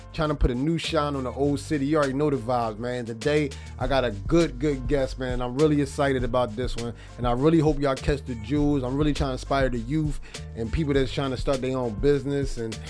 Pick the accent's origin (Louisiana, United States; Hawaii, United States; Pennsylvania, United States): Pennsylvania, United States; Philadelphia; welcome to a new episode of a Fresh Sheen Start. Trying to put a new shine on the old city, my city, Philadelphia.